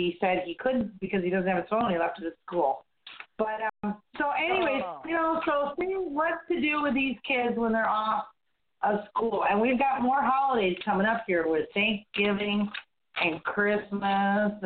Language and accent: English; Midwest, United States; now in Florida, United States; being a kid growing up in the Midwest, and I grew up in the country